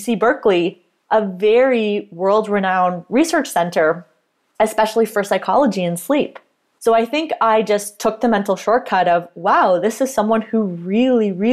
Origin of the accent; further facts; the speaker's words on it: Canada; I am a Canadian registered dietitian and sports nutritionist